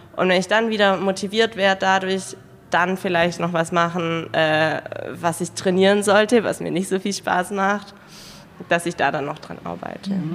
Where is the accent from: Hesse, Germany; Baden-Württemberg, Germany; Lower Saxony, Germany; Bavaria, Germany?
Baden-Württemberg, Germany; Ravensburg; Ich komme aus Ravensburg